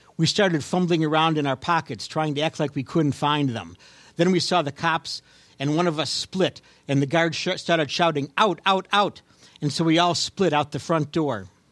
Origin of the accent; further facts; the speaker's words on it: Cleveland, Ohio, United States; I'm from Cleveland, Ohio